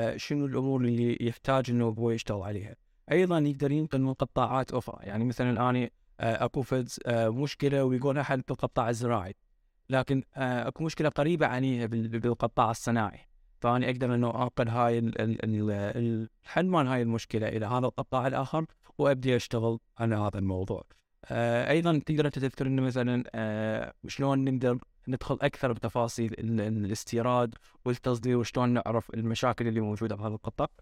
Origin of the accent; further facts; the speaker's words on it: Iraq; احنا كعراقيين احنا هوايه شعب فريندلي